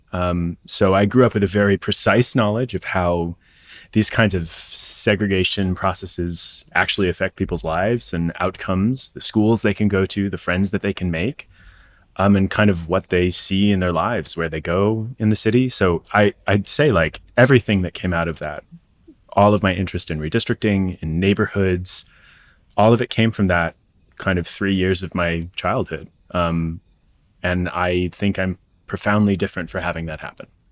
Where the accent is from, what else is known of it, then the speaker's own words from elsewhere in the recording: Tucson, Arizona, United States; growing up in Tucson